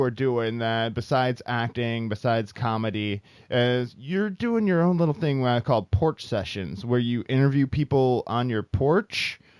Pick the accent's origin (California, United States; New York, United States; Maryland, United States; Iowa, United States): Iowa, United States; moved away as an adult; now in Los Angeles, United States; I'm from Iowa